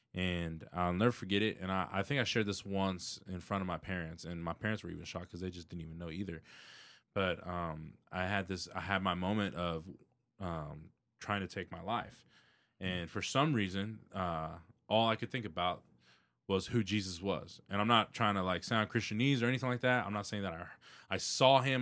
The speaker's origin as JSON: {"language": "English", "town": "Houston", "region": "Texas", "country": "United States", "tie": "born or raised there", "said": "born and raised in Southwest Houston"}